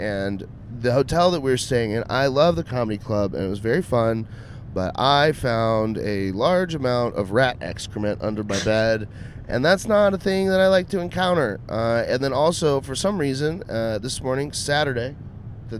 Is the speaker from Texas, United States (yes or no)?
yes; Austin, Texas, United States; I'm just from Austin.